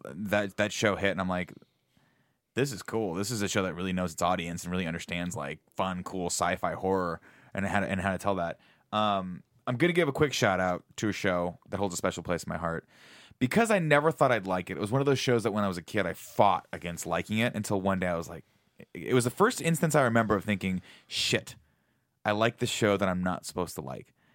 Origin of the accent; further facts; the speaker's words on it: Riverside, California, United States; I grew up in Riverside, California, which is a very small town in Southern